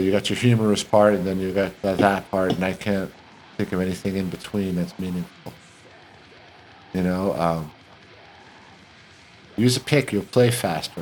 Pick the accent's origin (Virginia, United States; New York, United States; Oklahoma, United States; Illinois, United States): New York, United States; New York City; we grew up in Queens.